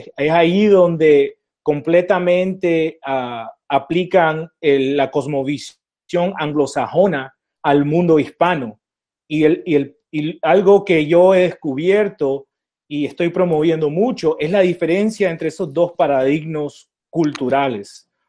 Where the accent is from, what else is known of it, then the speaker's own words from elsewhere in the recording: Nicaragua; Y esto nos informa del momento como hispanos en Estados Unidos, porque siendo nicaragüense, nosotros tenemos negros y tenemos blancos, ¿verdad?